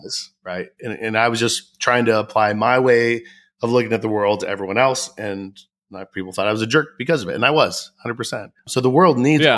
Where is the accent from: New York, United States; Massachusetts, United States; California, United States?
California, United States; Southern; I grew up in Southern California